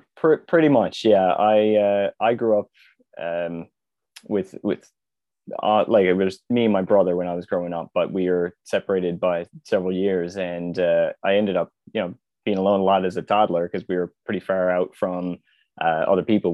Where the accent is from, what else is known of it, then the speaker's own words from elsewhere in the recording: Conception Bay South, Newfoundland and Labrador, Canada; born and raised in Newfoundland, so, uh, pretty just outside the capital city in C B S.